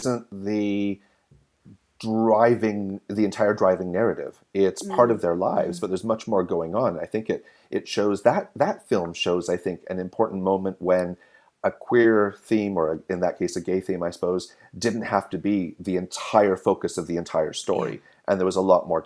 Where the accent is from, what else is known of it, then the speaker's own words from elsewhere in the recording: Canada; as a Canadian in the 90s